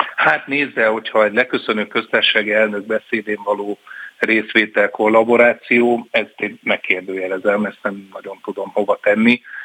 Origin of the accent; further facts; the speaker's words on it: Pécs, Baranya, Hungary; én Pécsi vagyok